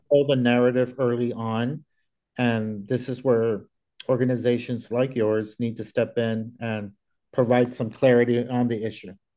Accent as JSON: {"language": "English", "region": "Texas", "country": "United States", "moved": "yes", "said": "I'm originally from Texas"}